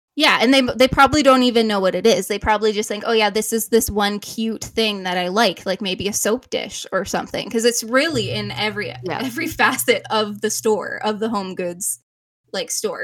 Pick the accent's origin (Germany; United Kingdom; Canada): Canada; we are Canadian